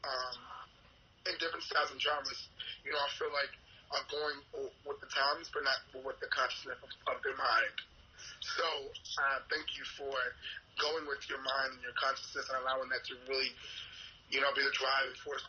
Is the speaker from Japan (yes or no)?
no; United States; now in New York, United States; I'm from America